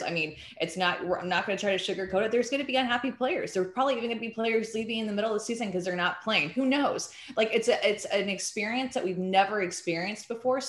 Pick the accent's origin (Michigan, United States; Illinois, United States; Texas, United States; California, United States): Texas, United States; I'm from Texas